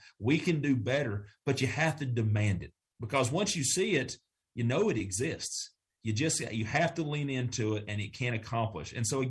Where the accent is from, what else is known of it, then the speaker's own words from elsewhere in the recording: the South, United States; accent: Southern; I hope someone of my friends in New York City heard my Southern accent today.